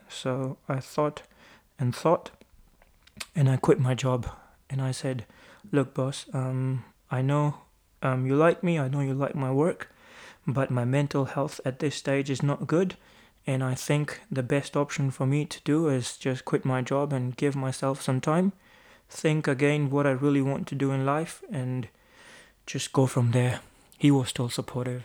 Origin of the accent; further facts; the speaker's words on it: Amritsar, Punjab, India; moved away as an adult; now in New Zealand; I'm from Amritsar as well